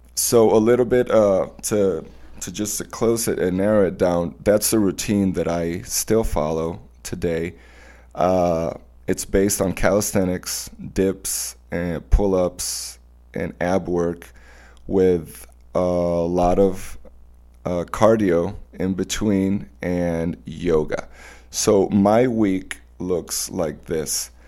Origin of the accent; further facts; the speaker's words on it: Mérida, Venezuela; My hometown, Mérida, it's a mountain city